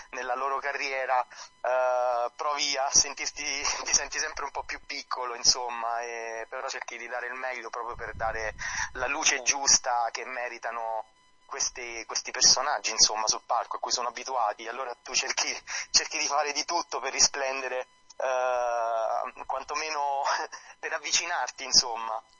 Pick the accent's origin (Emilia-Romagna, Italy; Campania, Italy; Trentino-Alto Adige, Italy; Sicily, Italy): Campania, Italy; Non sono di Salerno città, però Salerno l'amo. Sono a 10 km, quindi in 10 minuti sono lì